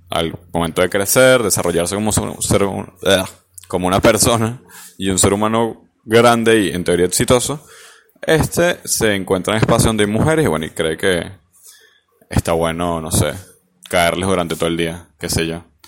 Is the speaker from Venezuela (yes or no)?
yes; Venezuela; now in Argentina; somos los venezolanos